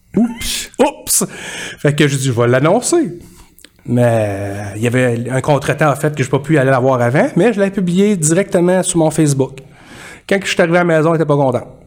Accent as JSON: {"language": "French", "town": "Disraeli", "region": "Quebec", "country": "Canada", "tie": "born or raised there", "also_born_or_lived": "Coleraine / Victoriaville", "lives_now": "Drummondville, Canada", "said": "Je suis natif de Disraeli, qui est à la limite entre la, entre la région de Chaudière-Appalaches et l'Estrie. Euh, j'ai grandi là-bas."}